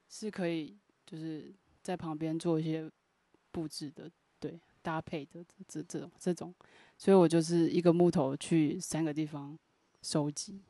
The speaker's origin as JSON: {"language": "Chinese", "region": "Pingtung County", "country": "Taiwan", "moved": "yes", "said": "我是念 屏东女中"}